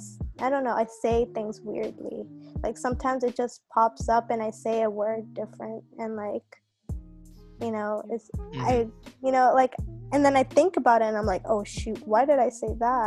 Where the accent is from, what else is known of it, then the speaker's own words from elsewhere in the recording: Dar es Salaam, Tanzania; English is a second language; See, the thing with me is I was born and raised in Dar es Salaam, Tanzania.